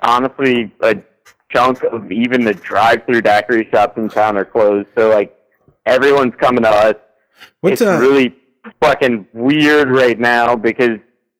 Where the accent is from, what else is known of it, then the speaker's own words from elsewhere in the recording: Louisiana, United States; Yeah, I'm from Louisiana.